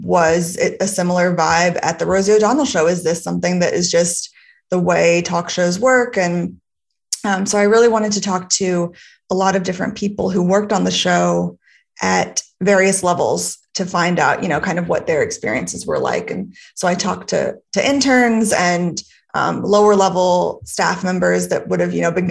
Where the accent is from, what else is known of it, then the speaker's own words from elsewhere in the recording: Orlando, Florida, United States; I grew up in Orlando, Florida.